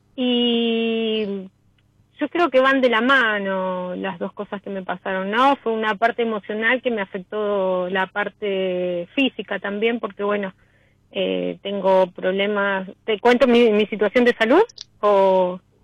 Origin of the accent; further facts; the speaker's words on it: Los Cardales?, Buenos Aires, Argentina; yo soy de Las Ferreres, zona oeste